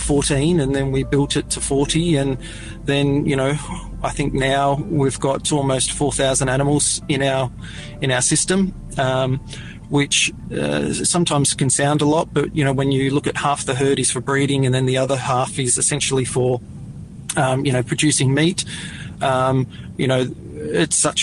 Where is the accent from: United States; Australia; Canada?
Australia; Serpentine, Victoria; also born or lived in South Australia; We grew up in a small town north of Bendigo, a little town called Serpentine. We moved there from South Australia when I was, when I was a toddler, 2 or 3 years of age. So I've mainly, you know, grown up in Victoria